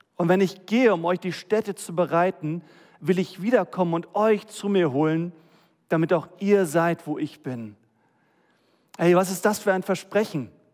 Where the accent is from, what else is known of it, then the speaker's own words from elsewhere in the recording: Germany; wir als Deutsche